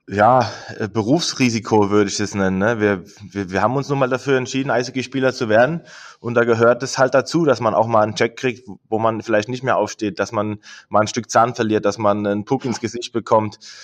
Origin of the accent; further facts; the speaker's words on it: Mannheim, Baden-Württemberg, Germany; moved away; also born or lived in Berlin; wir als Kinder in Mannheim